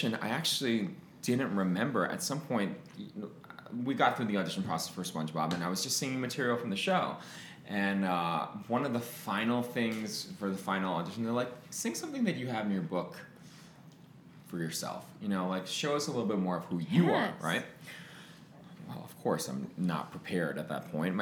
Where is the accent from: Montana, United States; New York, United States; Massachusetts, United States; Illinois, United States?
New York, United States; Long Island; I'm from Long Island